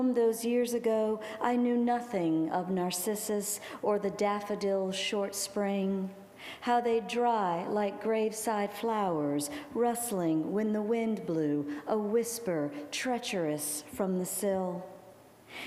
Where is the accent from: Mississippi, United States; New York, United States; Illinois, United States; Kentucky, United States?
Mississippi, United States; Gulfport; moved away; also born or lived in New Orleans, Louisiana; my hometown